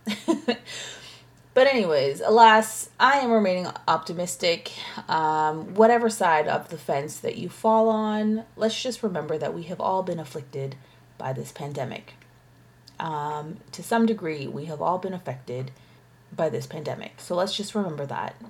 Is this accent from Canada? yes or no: yes; Canada; as a Canadian living in Canada